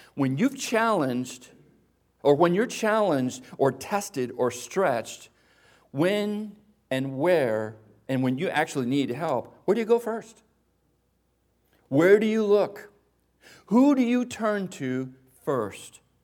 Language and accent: English; Espanola, New Mexico, United States; I remember growing up in Espanola, New Mexico, the lowrider capital of the world